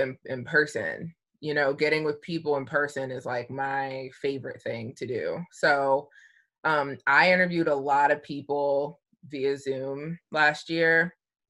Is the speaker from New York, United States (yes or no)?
no; Columbia, Maryland, United States; I grew up in Columbia, Maryland, and it's a melting pot